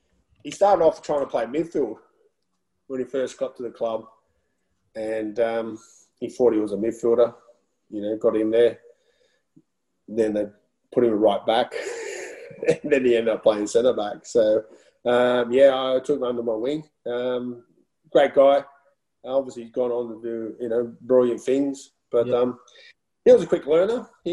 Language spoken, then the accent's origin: English; Netherlands; because when I come from Holland and how they play football and how they prepare for games